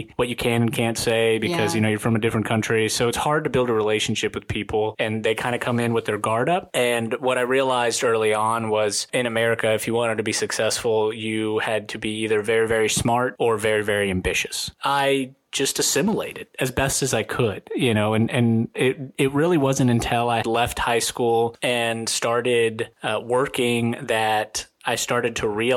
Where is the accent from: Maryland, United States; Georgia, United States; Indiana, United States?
Georgia, United States; Atlanta; also born or lived in Rostov-on-Don, Russia / Washington State; grew up in Atlanta